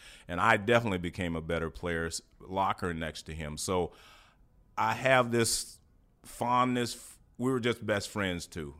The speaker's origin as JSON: {"language": "English", "town": "Houston", "region": "Texas", "country": "United States", "lives_now": "Cincinnati, United States", "said": "I came here from Houston, and I was already a good player."}